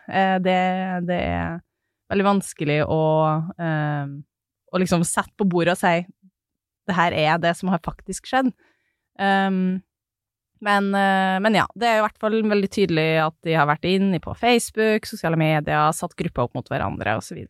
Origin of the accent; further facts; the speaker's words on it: Snåsa, Trøndelag, Norway; moved away; Snåsa, um, som er der jeg er fra